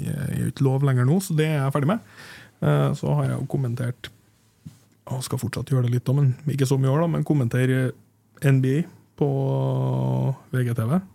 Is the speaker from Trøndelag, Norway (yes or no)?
yes; Hommelvik, Trøndelag, Norway; jeg vokste opp i Humlika.